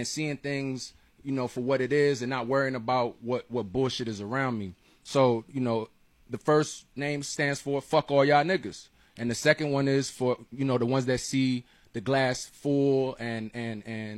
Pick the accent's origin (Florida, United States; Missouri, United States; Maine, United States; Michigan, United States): Florida, United States; Miami; I'm from Miami, Alapata to be exact.